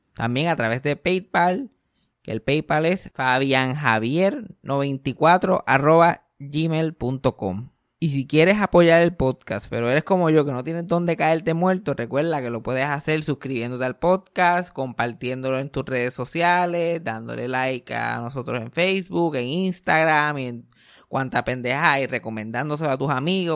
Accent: Mayagüez, Puerto Rico; moved away; yo nací, y me crié en Mayagüe

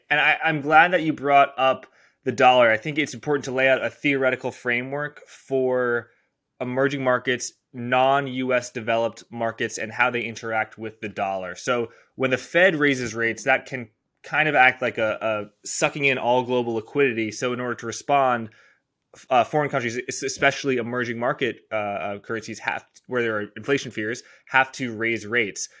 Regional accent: United States; I'm American

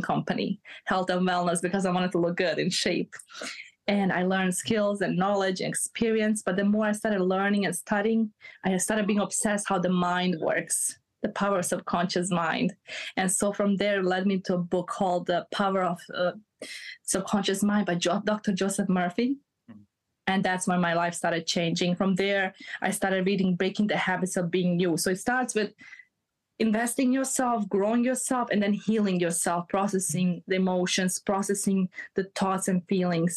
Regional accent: Bosnia & Herzegovina; moved away; I'm from Bosnia. So okay. I came from a war background

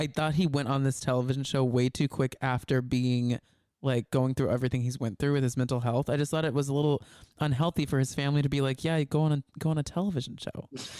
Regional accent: Texas, United States; growing up in Texas

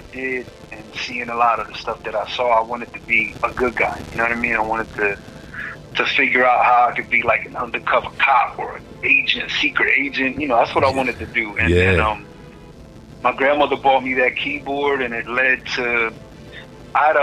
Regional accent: Philadelphia, Pennsylvania, United States; moved away as an adult; also born or lived in New York; I'm from North Philly, from the streets of North Philly, and my grandmother was raising me

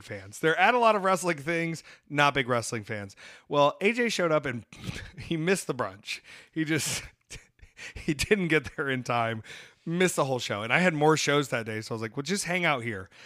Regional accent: United States; I'm American

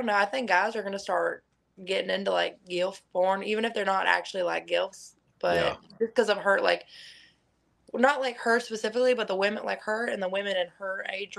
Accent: Kentucky, United States

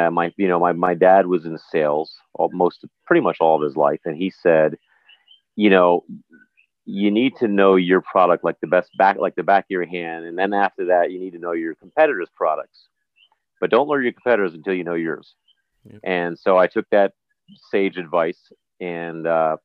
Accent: New Jersey, United States; moved away as an adult; also born or lived in New York area; now in U.S. Virgin Islands; I was raised in the New York area, in Jersey predominantly

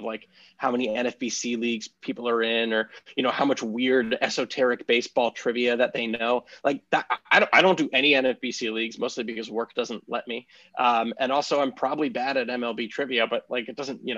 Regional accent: Maryland outside of Baltimore, United States; moved away as an adult; also born or lived in New York; I grew up in Maryland outside of Baltimore.

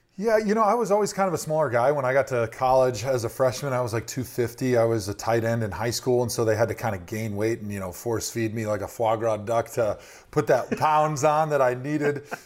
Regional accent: Milwaukee, Wisconsin, United States; moved away as an adult; where I grew up in Milwaukee

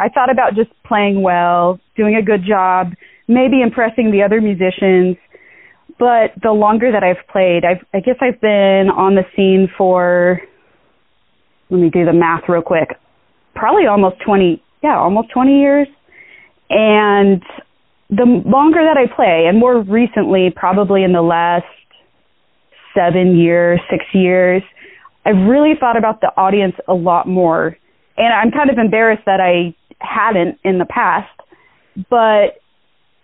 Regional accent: Orange County, California, United States; I grew up in Orange County, California.

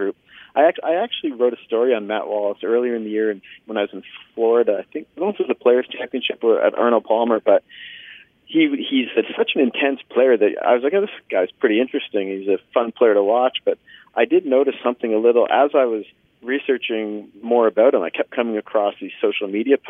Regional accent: Canada; as a Canadian journalist

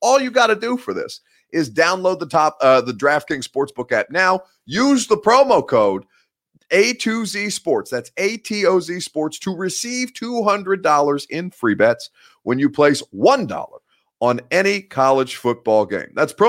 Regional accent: Indiana, United States; Now, I am originally from Indiana. I really didn't grow up in Indiana, so I have no allegiances to the Indianapolis Colts.

